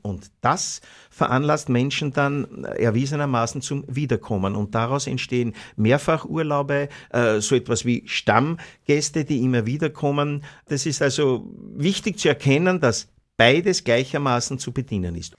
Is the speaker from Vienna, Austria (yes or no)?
yes; Vienna, Austria; wir als Wiener